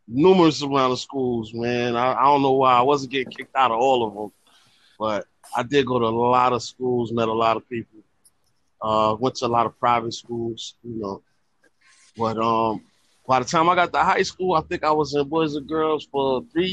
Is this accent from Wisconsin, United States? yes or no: no; New York City, New York, United States; I'm from Brooklyn